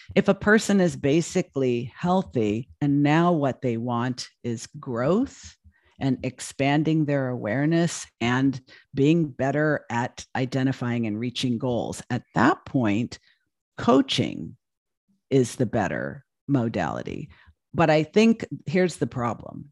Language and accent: English; Los Angeles, California, United States; moved away as an adult; now in Portland, United States; I'd lived in L A all my life.